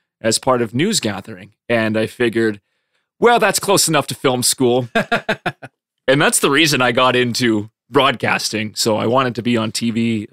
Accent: Lethbridge, Alberta, Canada; now in Medicine Hat, Canada; growing up in Lethbridge

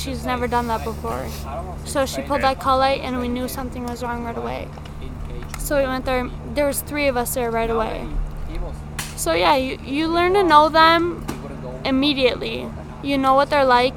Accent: New Prague, Minnesota, United States; I grew up in New Prague, small town

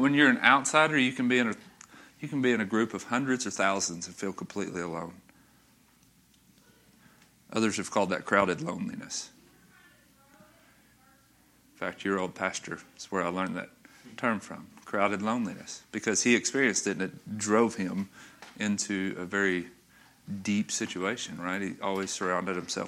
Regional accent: North Little Rock, Arkansas, United States; I grew up in North Little Rock. I grew up, first 16 and a half years of my life were in North Little Rock.

